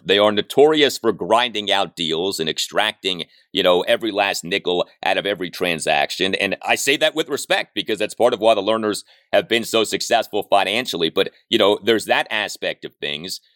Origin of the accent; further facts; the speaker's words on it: Washington, District of Columbia, United States; I'm born and raised in Washington, D.C.